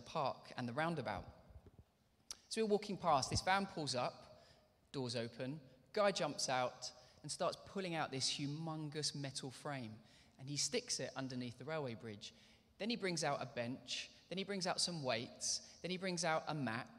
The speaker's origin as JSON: {"language": "English", "region": "London", "country": "United Kingdom", "tie": "born or raised there", "also_born_or_lived": "Bedford", "moved": "as an adult", "said": "I grew up there with my mum in Northwest London in Hendon"}